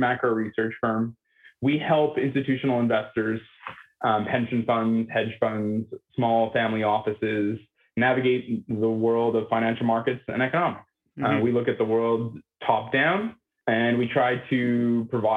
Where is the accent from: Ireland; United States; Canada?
Canada; Montreal, Quebec; I grew up in Montreal